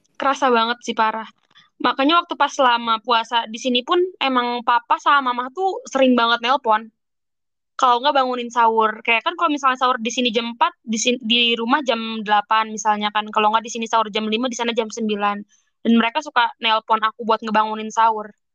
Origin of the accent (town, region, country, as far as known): Indonesia; moved away as an adult